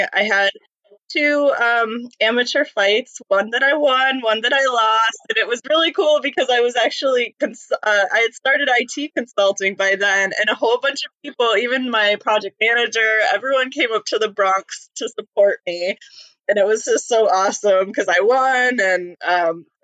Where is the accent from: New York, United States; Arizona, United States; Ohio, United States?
New York, United States; also born or lived in Maine; So I was born in born in Maine, um, moved to New York with my family, where my mom's uh, family mostly lives. Um, in upstate New York, very snowy New York, country New York, not New York City like at all.